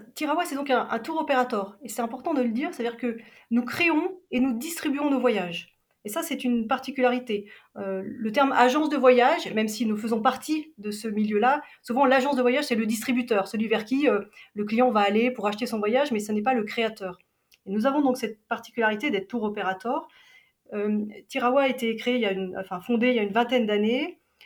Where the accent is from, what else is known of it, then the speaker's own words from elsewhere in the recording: Geneva, Switzerland; j'ai grandi à Genève